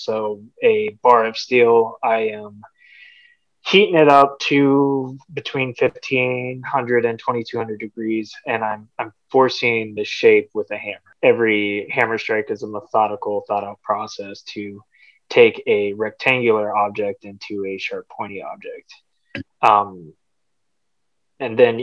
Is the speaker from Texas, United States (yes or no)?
yes; North Texas, United States; moved away as an adult; now in Dubuque, United States; I'm actually from North Texas. I've been living in Dubuque for about almost 4 years now